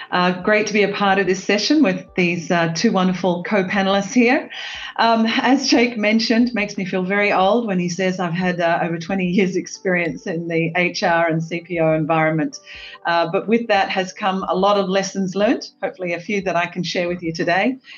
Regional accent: Australia; accent: Australian; also born or lived in United States / South Africa / Greece / Switzerland; now in Singapore; as you can hear from my accent, Australian, bit of a global citizen, lived in the US, South Africa, Greece, Switzerland, Australia, and now the beautiful Singapore.

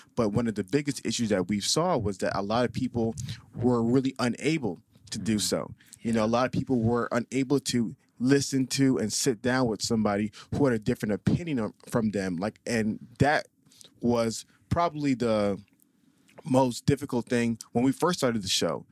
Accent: Atlanta, Georgia, United States; also born or lived in Staten Island, New York; I was raised in Atlanta, Georgia

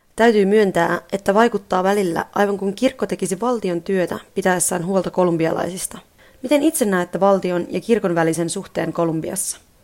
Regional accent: Finland; kotimaastani, Suomesta

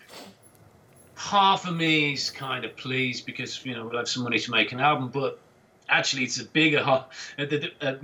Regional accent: England, United Kingdom; us being English

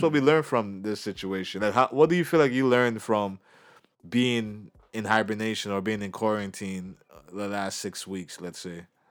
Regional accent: Canada; as a Canadian

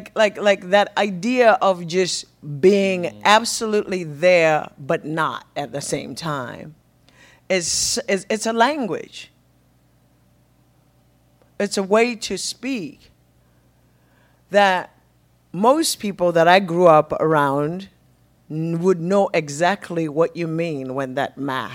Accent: Zimbabwe; first language Shona; English is a second language; from a Shona language, a spoken language, that has really English pales in comparison to my mother tongue.

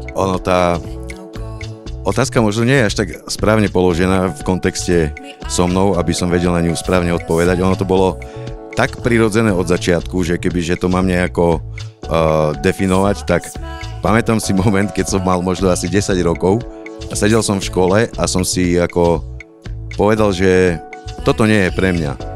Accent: Poprad, Prešov Region, Slovakia; som z Popradu. Som z Popradu

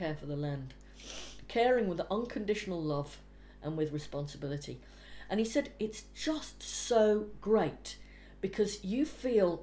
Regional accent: Anglesey, North Wales, United Kingdom; now in London, United Kingdom; I was brought up in North Wales in Anglesey

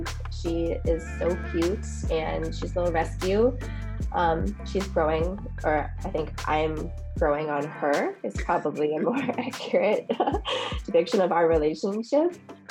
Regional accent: East Coast, United States; Okay, and that's tough because I grew up on the East Coast.

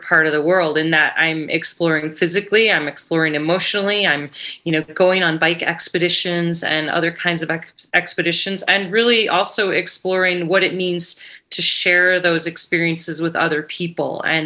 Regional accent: Chicago, Illinois, United States; now in Ketchum, United States; I grew up in Chicago area and went to University of Illinois

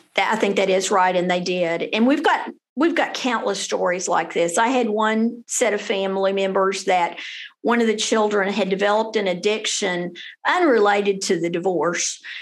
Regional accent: Denton, Texas, United States; also born or lived in Fort Worth, Texas / Austin, Texas; I went all the way through Denton Independent School District, graduated as a Denton High School Bronco. Then I went to University of North Texas here in Denton

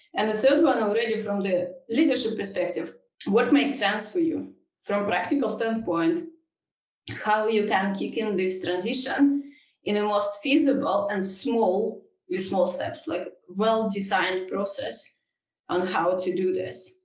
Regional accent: Russia; moved away; I'm originally from Russia.

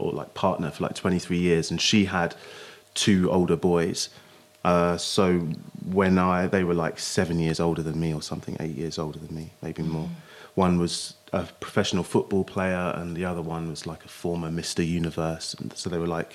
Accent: Basingstoke, South East England, United Kingdom; also born or lived in London; I grew up in Hampshire, in Basingstoke

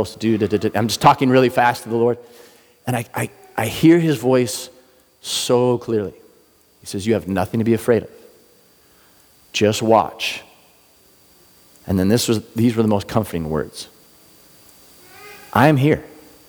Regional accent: Ocean Beach, California, United States; I'm actually from Ocean Beach. I lived there for a lot of years. We moved around a lot, but that's kind of what I consider home.

